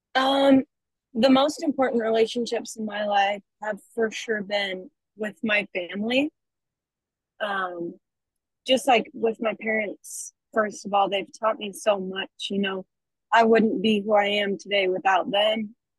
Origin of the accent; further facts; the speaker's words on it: Logan, Utah, United States; now in Orem, United States; I am from Logan, Utah. I go to school in Orem at UVU